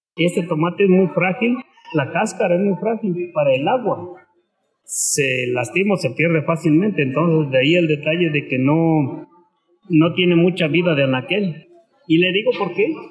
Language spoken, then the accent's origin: Spanish; Zimatlán de Álvarez, Oaxaca, Mexico; also born or lived in Santa María Vigallo; casi se puede decir que nosotros somos de Cimatlán